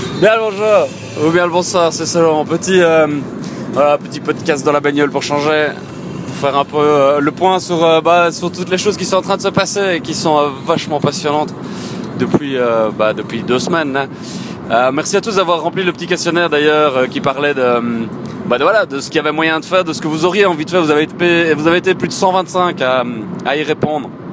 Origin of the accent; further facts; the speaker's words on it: Éghezée, Wallonia, Belgium; je le fais depuis Yegeze, mon bled, au cheval blanc